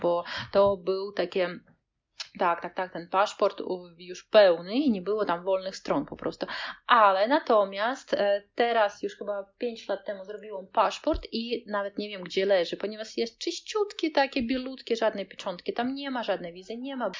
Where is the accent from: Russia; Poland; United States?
Russia; Kaliningrad, Kaliningrad Oblast; anklawa Rosji, czyli e, jesteśmy takim malutkim kawałeczkiem Rosji pomiędzy Polską a Litwą